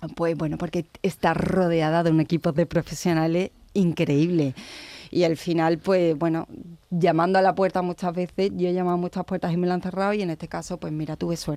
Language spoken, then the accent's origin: Spanish; Osuna, Andalusia, Spain; soy de Osuna